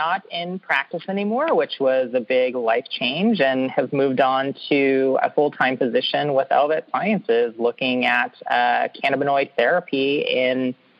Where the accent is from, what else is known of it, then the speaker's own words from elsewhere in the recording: California, United States; I came from California, and marijuana is legal for 21 and up adults for recreational uses